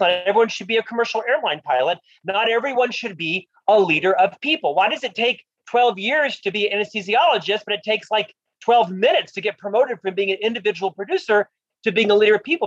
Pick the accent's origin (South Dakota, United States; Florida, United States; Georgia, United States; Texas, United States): Florida, United States; Orlando; moved away as an adult; also born or lived in Provo, Utah; I'm from Orlando, Florida. Disney was the hometown company